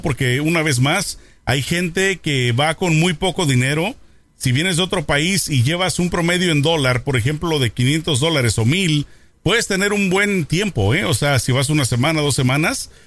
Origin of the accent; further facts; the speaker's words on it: Mexico; Siendo mexicano